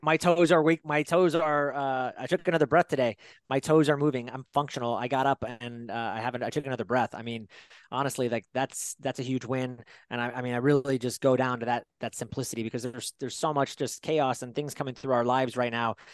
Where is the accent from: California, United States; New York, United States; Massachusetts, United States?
California, United States; Fairfield; I grew up in Fairfield, California, uh, about an hour away from San Francisco